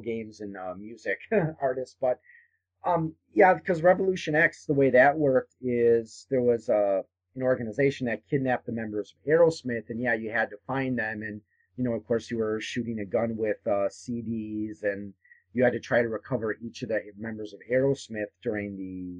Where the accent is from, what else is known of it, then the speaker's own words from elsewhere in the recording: New Berlin, Wisconsin, United States; I grew up in New Berlin, which is not far from Brookfield, and Brookfield Square is the mall there